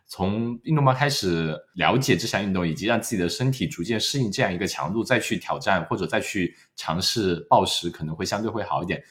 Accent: Wenzhou, Zhejiang, China; now in Australia; 我们温州的穿衣风格一直是走在所谓的时尚前沿的

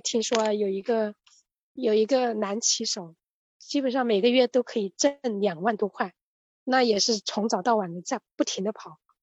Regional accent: Hubei, China; moved away as an adult; now in Shanghai, China; 我来自湖北，在上海这个浦东新区这边做美团外卖骑手已经两年了

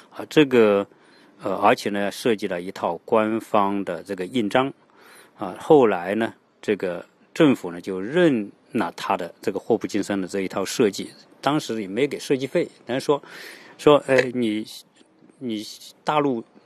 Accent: China; 包括给我们中国人的印象

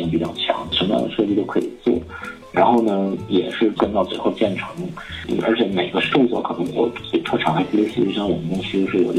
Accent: China; 我们中国人比较聪明，

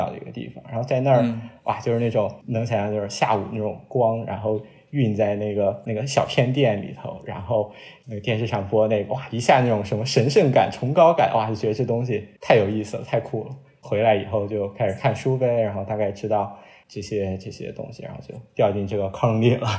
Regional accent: Qingdao, Shandong, China; 我觉得呃都有吧，就是咱都是青岛人嘛。然后我其实从小对青岛的就是呃德战日战时期的那些建筑啊、历史啊，都还是挺感兴趣的。

